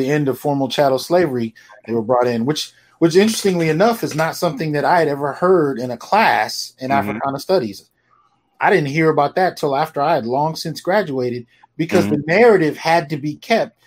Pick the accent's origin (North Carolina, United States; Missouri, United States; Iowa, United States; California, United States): California, United States; the Bay Area; also born or lived in Brooklyn, New York; raised in the Bay